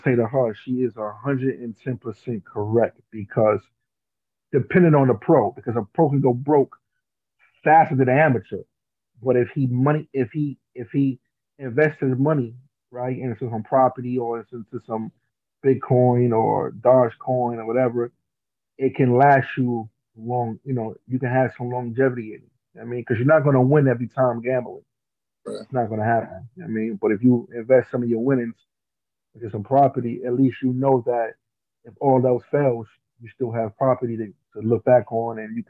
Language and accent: English; New Jersey, United States; I'm from Jersey.